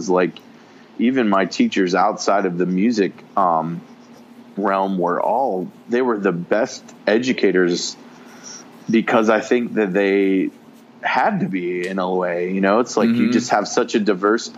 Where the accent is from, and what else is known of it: Cincinnati, Ohio, United States; born or raised there